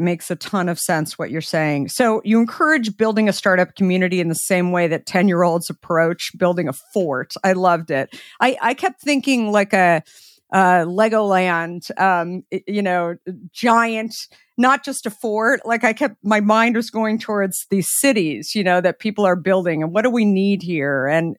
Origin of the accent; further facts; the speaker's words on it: Scottsdale, Arizona, United States; In Scottsdale.